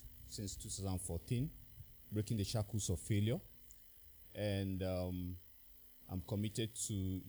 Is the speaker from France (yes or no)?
no; Nigeria; I'm a Nigerian by birth.